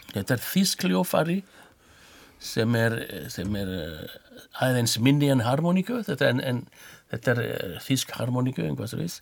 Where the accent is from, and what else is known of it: France; born or raised there; Icelandic is a second language; now in Iceland